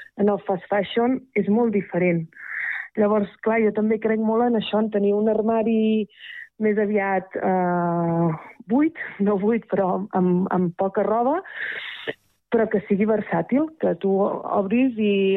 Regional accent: Terrassa, Catalonia, Spain; moved away as an adult; now in Rellinars, Spain; sóc de Terrassa de tota la vida

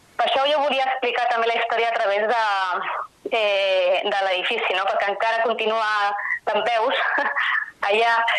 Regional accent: Sabadell, Catalonia, Spain; jo vaig néixer allà i tota la meva família és allà

